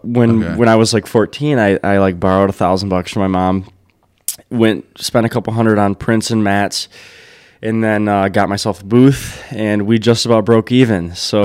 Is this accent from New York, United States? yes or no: no; Brownstown, Michigan, United States; also born or lived in Wyandotte; I grew up downriver. I was born in Wyandotte, and my parents moved to Brownstown when I was younger.